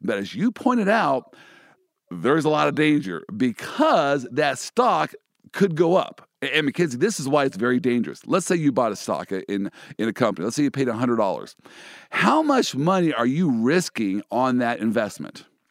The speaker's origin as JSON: {"language": "English", "town": "Kansas City", "country": "United States", "tie": "born or raised there", "said": "my hometown, the Kansas City Chiefs."}